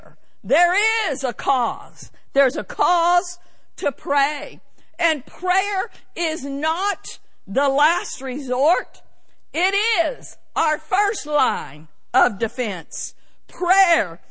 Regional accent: United States; as American citizens

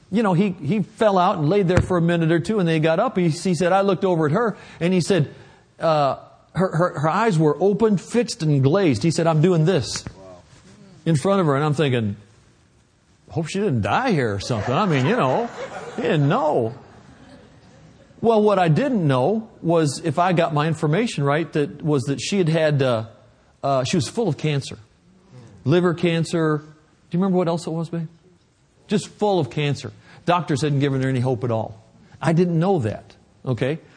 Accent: Michigan, United States; accent: Michigan; now in Oklahoma, United States; I'm from Oklahoma now. We didn't, I lost my Michigan accent.

